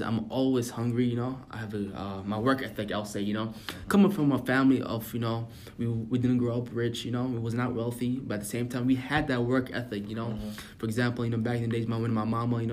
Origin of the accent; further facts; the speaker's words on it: United States; growing up in America